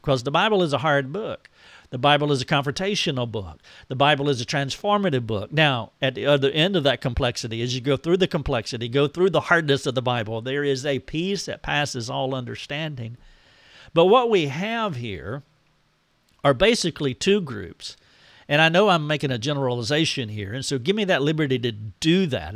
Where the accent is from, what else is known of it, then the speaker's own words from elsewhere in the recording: United States; I am an American